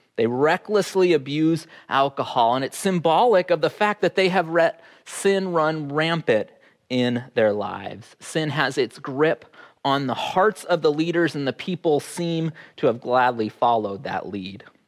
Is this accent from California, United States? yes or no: no; Fairbanks, Alaska, United States; growing up in Fairbanks